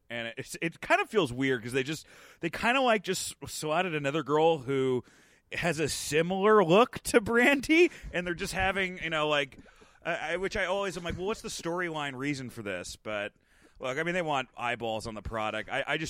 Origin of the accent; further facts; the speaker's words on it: New Jersey, United States; Yeah, I grew up. I mean, I grew up in North Jersey, but, you know. I mean, Stamford was like, you know, 45 minutes away.